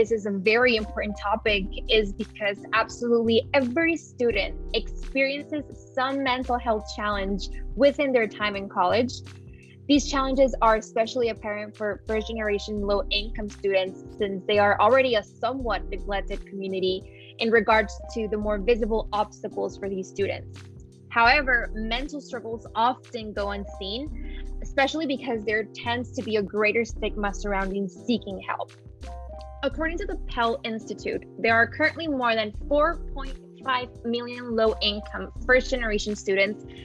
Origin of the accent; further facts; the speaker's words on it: Piedras Negras, Coahuila, Mexico; now in Chapel Hill, United States; I am currently a senior at the University of North Carolina at Chapel Hill, and I am from Piedras Negras, Mexico